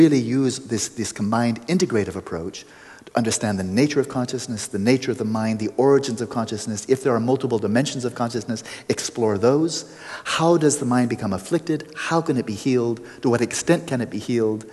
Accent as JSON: {"language": "English", "town": "Pasadena", "region": "California", "country": "United States", "tie": "born or raised there", "said": "my hometown, Pasadena"}